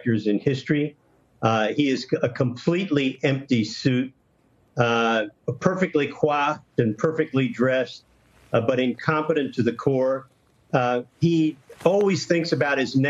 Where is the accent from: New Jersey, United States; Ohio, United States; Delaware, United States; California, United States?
Delaware, United States; Wilmington; moved away; also born or lived in Washington, D.C.; Wilmington, Delaware, where that case was brought, was my hometown